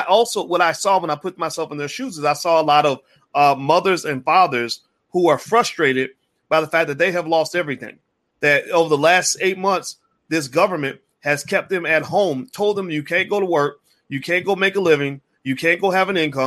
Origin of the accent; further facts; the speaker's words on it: Kentucky, United States; growing up in Kentucky and being in the South